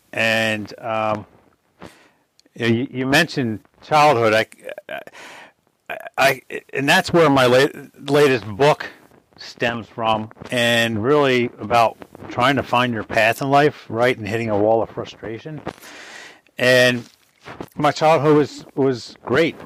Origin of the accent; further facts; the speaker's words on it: Springfield, Pennsylvania, United States; I grew up in Springfield, Delaware County